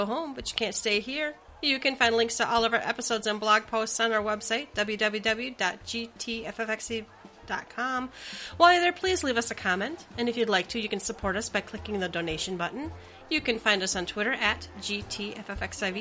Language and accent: English; Minnesota, United States; we grew up in Minnesota